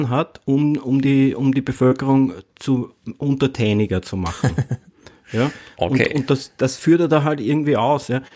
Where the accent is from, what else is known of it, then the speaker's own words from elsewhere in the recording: Lower Austria, Austria; now in Vienna, Austria; ich lebe in Wien, ich komme eigentlich vom Land aus Niederösterreich, so, so ein kleines Kaff